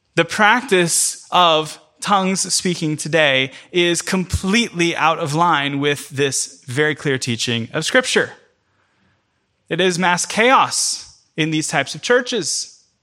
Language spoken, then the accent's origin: English; United States; first language English; as a English speaking only American